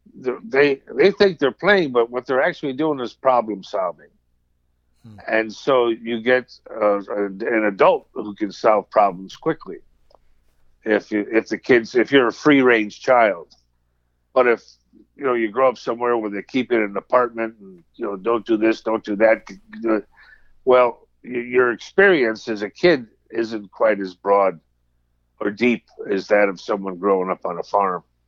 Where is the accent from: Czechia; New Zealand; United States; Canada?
United States; growing up on Long Island Sound